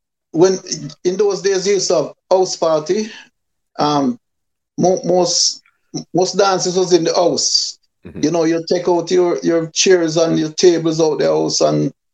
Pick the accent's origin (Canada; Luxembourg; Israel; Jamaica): Jamaica; Kingston; also born or lived in Clarendon, Jamaica; I was born in Clarendon, a place called Crooked River, a district called Culloden. Mm-hmm. And I left for Kingston about 1 year old.